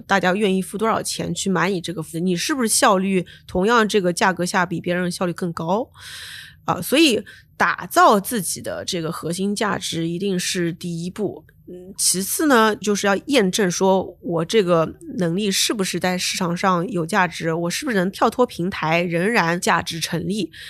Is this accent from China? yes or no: yes; Shanghai, China; moved away; also born or lived in Beijing / United States; 当时我是上海人，在北京，我们叫“潜伏在帝都的魔都人”